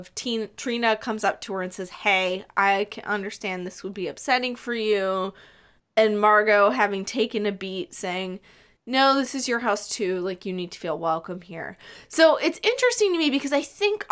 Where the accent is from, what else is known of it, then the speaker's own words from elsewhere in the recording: Minnesota, United States; I come from Minnesota